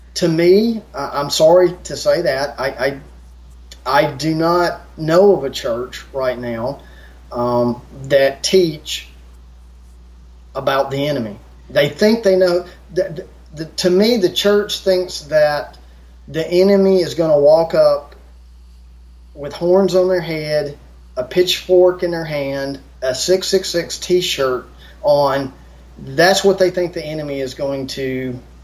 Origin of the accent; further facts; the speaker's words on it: United States; I grew up in America